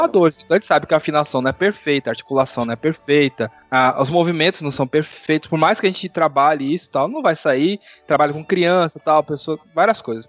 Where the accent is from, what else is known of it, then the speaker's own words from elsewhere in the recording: São Paulo, Brazil; eu sou de São Paulo